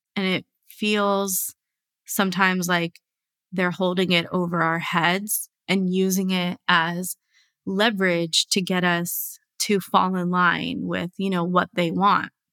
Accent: United States; I was born and raised here

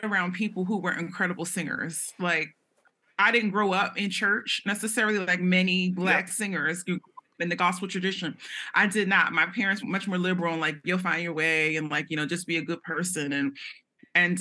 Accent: Philadelphia, Pennsylvania, United States; I grew up in North Philly

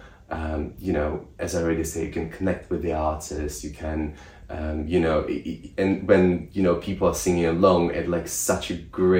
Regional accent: Russia; now in United Kingdom; I'm from Russia

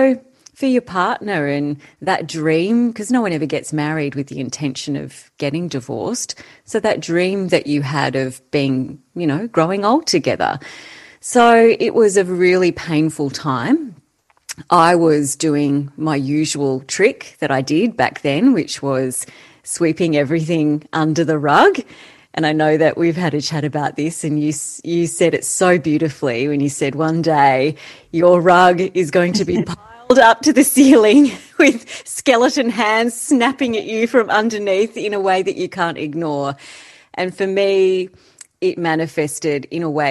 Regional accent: Canberra, Australian Capital Territory, Australia; we grew up in Canberra

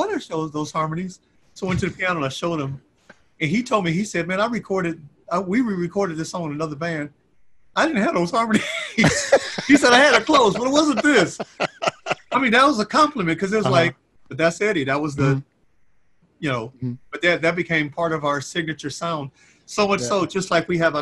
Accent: Akron, Ohio, United States; I'm from Akron

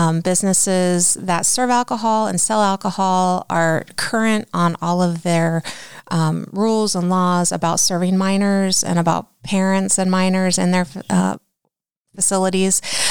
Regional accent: New Philadelphia, Ohio, United States; Well, I graduated from New Philadelphia.

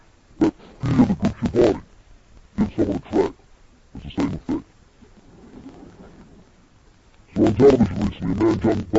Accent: New Zealand; moved away; Now, I'm originally from New Zealand, even though I've lost my accent, I've been here so long.

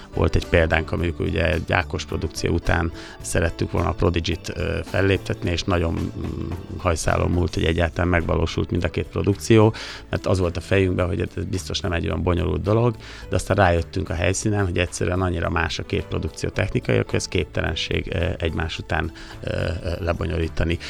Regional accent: Sopron, Győr-Moson-Sopron, Hungary; a szülővárosunk Sopron

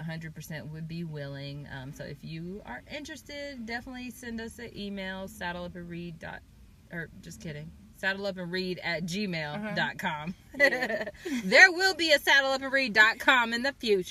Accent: Chapel Hill, North Carolina, United States; I'm from Chapel Hill

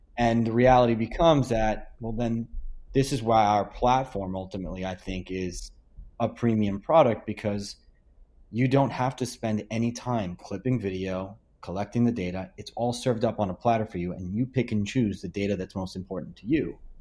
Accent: Hicksville, New York, United States; I became a director of coaching to my hometown of Hicksville

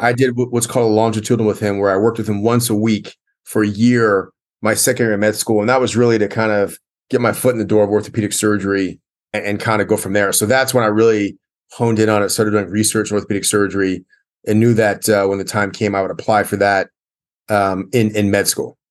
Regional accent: Columbia, Maryland, United States; I grew up in Columbia, Maryland, which is a great place to grow up

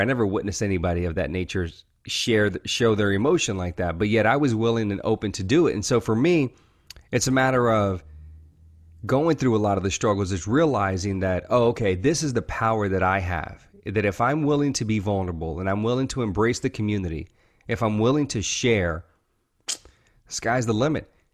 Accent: the South, Louisiana, United States; I grew up in, you know, the South. Uh, I was born in Louisiana, uh, in, in the United States

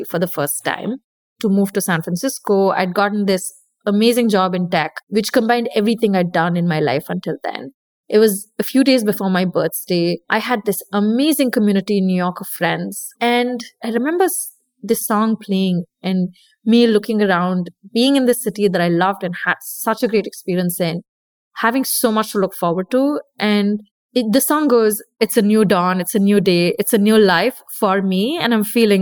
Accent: India; I'm Indian. I grew up listening to dancing to Bollywood music

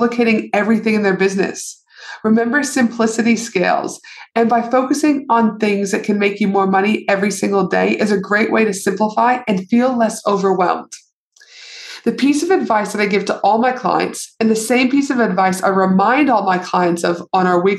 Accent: Canada; moved away; my home country, aka Canada

